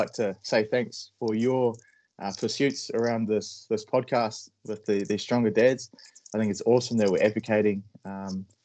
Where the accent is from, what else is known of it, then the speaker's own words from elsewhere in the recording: Palmerston North, Manawatū-Whanganui, New Zealand; I was raised in Palmerston North, so that's the North Island of New Zealand